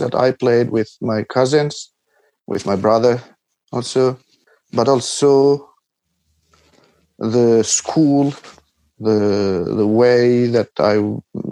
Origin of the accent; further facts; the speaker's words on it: Patos, Fier County, Albania; English is a second language; moved away; I grew up in the house I am now in, because I came here for the New Year to my parents in Albania. It's a small town called Patos